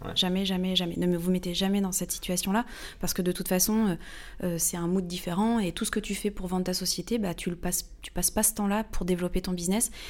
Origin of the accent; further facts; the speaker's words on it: Normandy, France; also born or lived in Paris, France; now in Hossegor, France; je viens de Normandie à la base